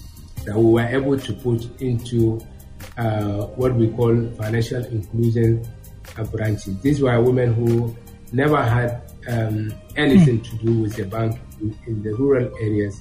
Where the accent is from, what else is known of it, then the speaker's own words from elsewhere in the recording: Daura Emirate, Katsina, Nigeria; I was born and bred in Katsina State, Daura Emirates.